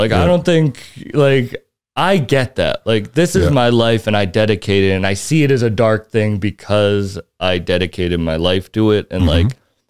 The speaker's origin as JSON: {"language": "English", "region": "Massachusetts", "country": "United States", "said": "excuse me, we're both from the Cape."}